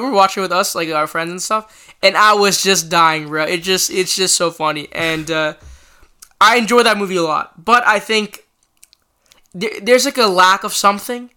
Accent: Canada; as a Canadian

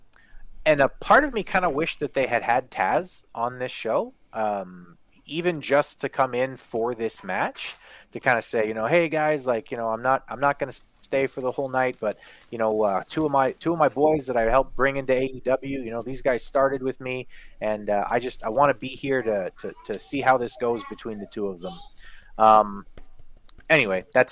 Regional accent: Winnipeg, Manitoba, Canada; also born or lived in Saskatoon; I'm from Winnipeg. But I lived in Saskatoon for a year

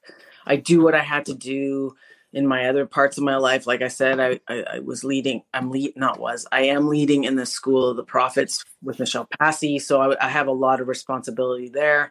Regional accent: Canada; also born or lived in Winnipeg, Manitoba; I'm Canadian. I live in a city called Winnipeg, which is central Canada

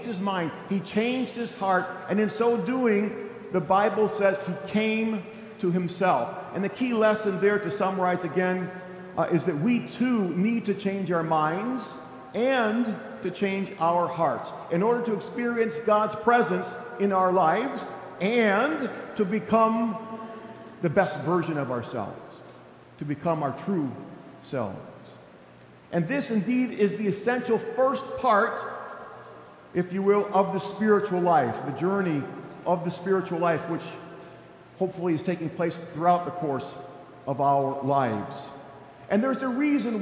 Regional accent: Dallas, Texas, United States; moved away; Holy Trinity in Dallas, my hometown, my home parish, with my family and my church family

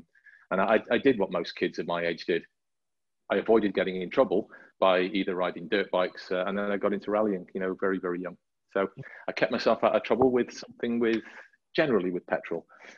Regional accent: Llangollen, Wales, United Kingdom; I grew up in deepest, darkest North Wales, in above a town called Llangollen. And the reason I say Llangollen is that I grew up halfway between Wrexham and Llangollen.

